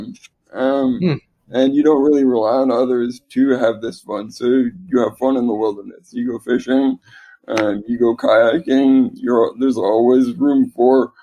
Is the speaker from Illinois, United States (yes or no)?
no; Alaska, United States; moved away as an adult; also born or lived in Arizona; now in Seattle, United States; I was actually born and raised in a rural small town in Alaska, just right at the base of Mount McKinley.